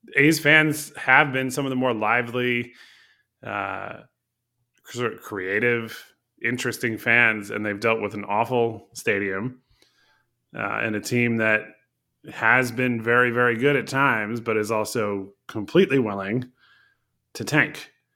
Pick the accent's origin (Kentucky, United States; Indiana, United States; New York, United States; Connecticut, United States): Connecticut, United States; I grew up in Connecticut